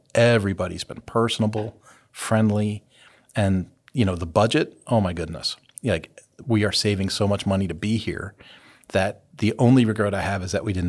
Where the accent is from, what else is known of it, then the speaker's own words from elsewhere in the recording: California, United States; now in Hutchinson, United States; no, you know, I don't tell people this often, but we're from California.